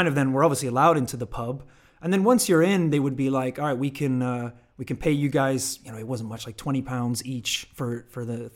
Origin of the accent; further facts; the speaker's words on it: Northern Ireland, United Kingdom; We grew up in Northern Ireland